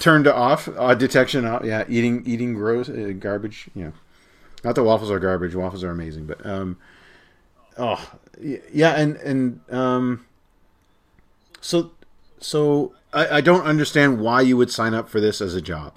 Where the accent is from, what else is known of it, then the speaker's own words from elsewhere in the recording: Canada; As a Canadian